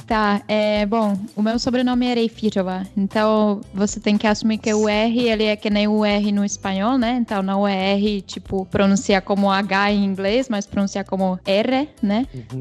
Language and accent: Portuguese; Pardubice, Pardubice Region, Czechia; Portuguese is a second language; moved away as an adult; now in São Paulo, Brazil; eu sou da cidade que chama Pardubice, que é fica uma hora de Praga